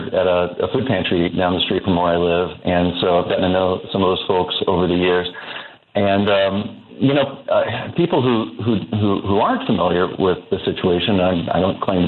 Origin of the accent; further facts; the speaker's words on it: Central Illinois, United States; now in Chicago, United States; I'm from Central Illinois originally